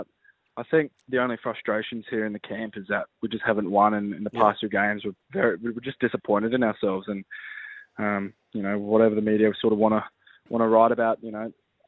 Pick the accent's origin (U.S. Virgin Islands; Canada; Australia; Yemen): Australia; I'm an Australian and I've always wanted to play for the Wallabies